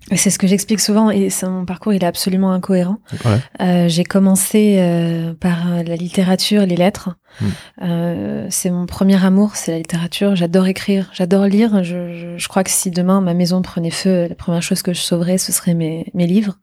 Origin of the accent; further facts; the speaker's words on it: Normandy, France; moved away as an adult; also born or lived in New York; now in Paris, France; c'est une région qui a vu naître mon père, où je suis né, où j'ai grandi, où j'ai tous mes amis